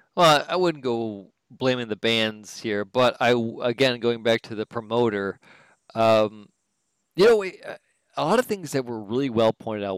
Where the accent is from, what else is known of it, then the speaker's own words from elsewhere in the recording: Detroit, Michigan, United States; I'm from Detroit